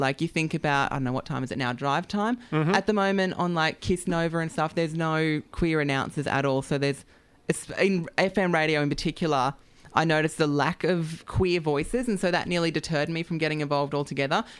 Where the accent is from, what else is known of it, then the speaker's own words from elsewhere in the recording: Australia; growing up in the country, I'm not, I wasn't born and bred in Sydney